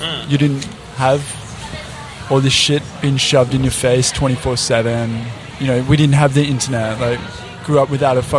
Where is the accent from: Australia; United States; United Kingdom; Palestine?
Australia; Bendigo, Victoria; I grew up in Bendigo.